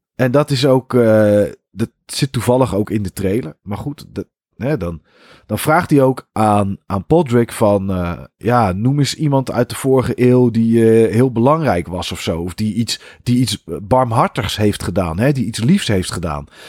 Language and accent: Dutch; Netherlands; wij Nederlanders